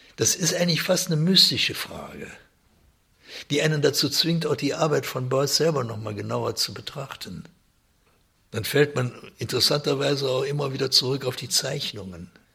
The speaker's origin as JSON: {"language": "German", "country": "Germany", "said": "bei uns in Deutschland"}